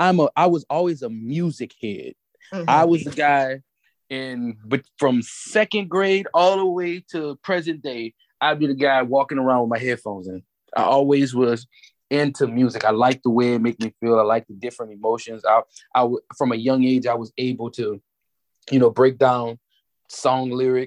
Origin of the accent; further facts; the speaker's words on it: New Orleans, Louisiana, United States; I'm from New Orleans, Louisiana, born and raised.